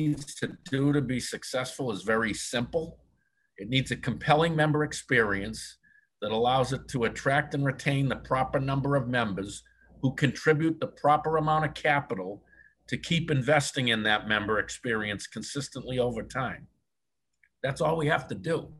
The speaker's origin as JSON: {"language": "English", "town": "Boston", "region": "Massachusetts", "country": "United States", "said": "I'm from Boston"}